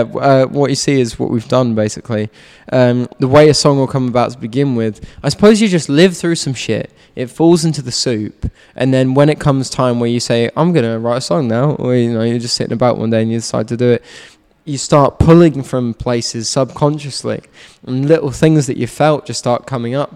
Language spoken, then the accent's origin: English; London, United Kingdom; my hometown of Richmond upon Thames in London